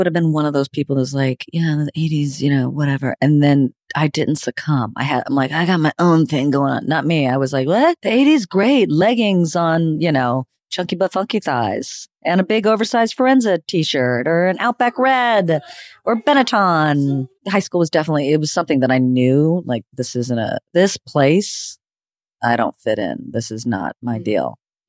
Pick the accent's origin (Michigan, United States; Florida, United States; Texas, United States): Florida, United States; Panama City Beach; also born or lived in Madrid, Spain; I was born in Madrid, Spain. I'm a citizen of the world. And yet I was raised in Florida, Panama City Beach, the spring break capital of the world.